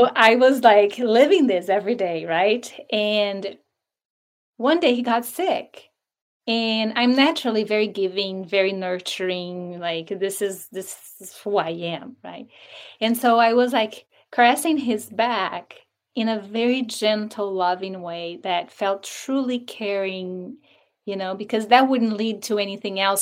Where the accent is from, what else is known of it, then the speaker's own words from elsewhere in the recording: Brazil; moved away as an adult; now in United States; I'm from Brazil, so I was born and raised there.